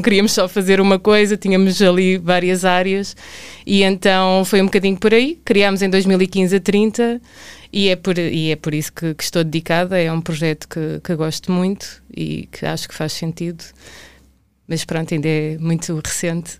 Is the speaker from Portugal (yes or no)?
yes; Tomar, Centro, Portugal; eu sou de Tomar